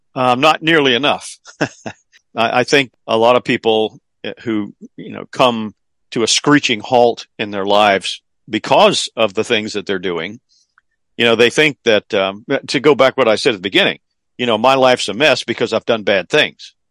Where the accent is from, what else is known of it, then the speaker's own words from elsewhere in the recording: the South, United States; being in a Southern public school back in those days